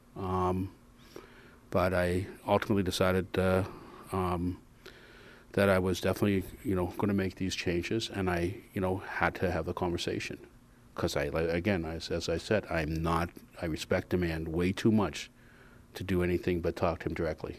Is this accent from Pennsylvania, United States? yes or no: yes; Pittsburgh, Pennsylvania, United States; moved away; I'm obviously from Pittsburgh, which, which you guys know. I was with the Steelers for a lot of years, and obviously there's a toughness and discipline that's, um, known for that city and for that team. And so I'm not gonna ignore that, and it's something I, I grew up